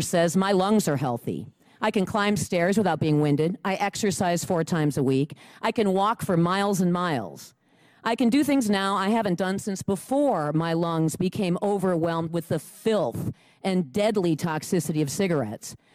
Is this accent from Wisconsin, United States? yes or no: yes; Lake Mills, Wisconsin, United States; I'm from Lake Mills, Wisconsin